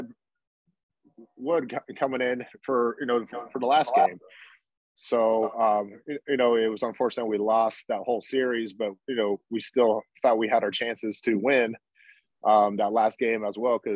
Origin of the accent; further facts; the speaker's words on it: Atlanta, Georgia, United States; I grew up in Atlanta